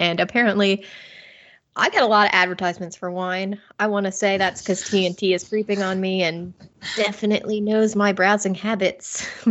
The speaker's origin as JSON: {"language": "English", "town": "Cincinnati", "region": "Ohio", "country": "United States", "tie": "born or raised there", "moved": "as an adult", "lives_now": "England, United Kingdom", "said": "I just took a vacation back to the States, back to my hometown of Ohio, Cincinnati, Ohio."}